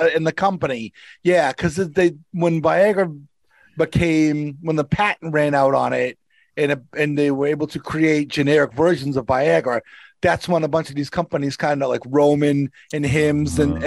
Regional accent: Somerville, Massachusetts, United States; moved away; where I grew up in Somerville

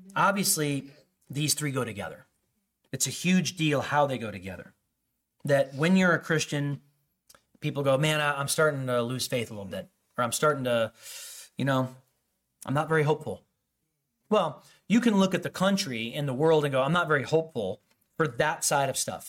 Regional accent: Chicago suburbs, Illinois, United States; I grew up in the Chicago suburbs

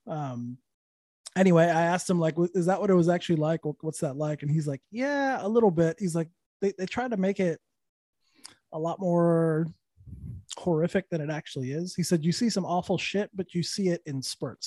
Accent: Santa Fe, New Mexico, United States; also born or lived in Austin, Texas / Los Angeles, California; now in Orlando, United States; Santa Fe, New Mexico

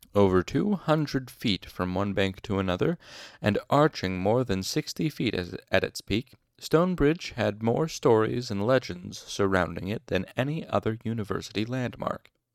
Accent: Utah, United States; I'm, I'm from Utah

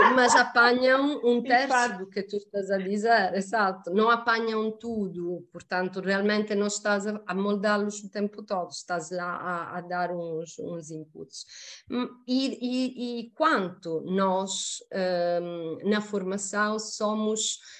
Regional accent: Sicily, Italy; Portuguese is a second language; moved away as an adult; also born or lived in Mozambique; now in Portugal; eu sou da Sicília

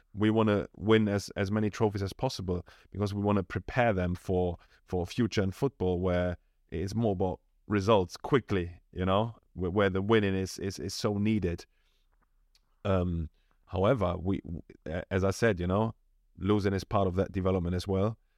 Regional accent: Germany; moved away as an adult; now in London, United Kingdom; I come from Germany, really decent background. I was supported throughout my, you know, whole youth

